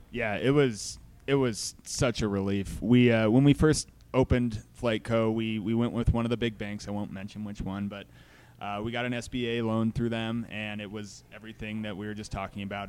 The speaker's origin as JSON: {"language": "English", "town": "Broomfield", "region": "Colorado", "country": "United States", "tie": "born or raised there", "said": "I grew up in Broomfield"}